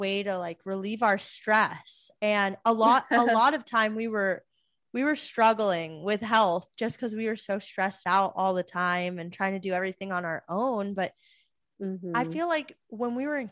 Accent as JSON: {"language": "English", "region": "Florida", "country": "United States", "tie": "born or raised there", "said": "I grew up in Florida."}